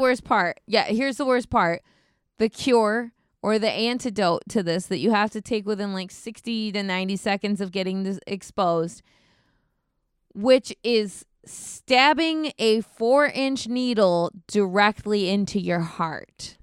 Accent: United States; As an American, uh, tourist

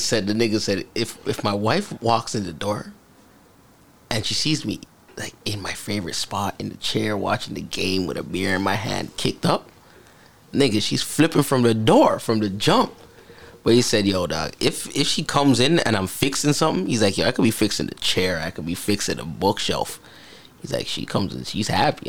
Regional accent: Grenada; I'm from a small island, zine, like Grenada

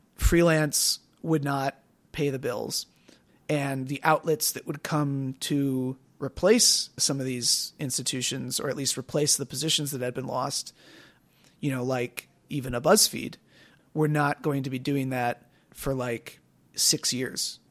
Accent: Wisconsin, United States; also born or lived in Evanston, Illinois; we moved to Wisconsin when I was five. So I was raised in Wisconsin

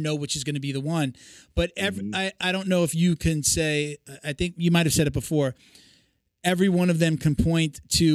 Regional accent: Long Island, New York, United States; From New York originally. I grew up on Long Island.

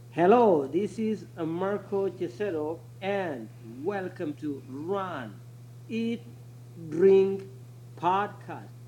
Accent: Kenya; moved away as an adult; also born or lived in Anchorage, Alaska; now in United States; I am originally from Kenya. I came to the United States in two thousand and eight

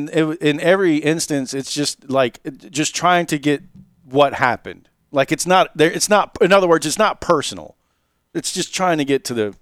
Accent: Milledgeville, Georgia, United States; I grew up in Millageville and had friends that lived in Sandersville.

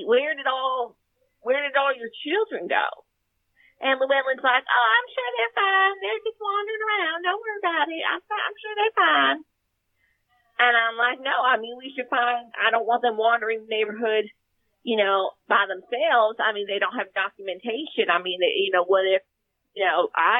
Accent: Texas, United States; I grew up in Texas

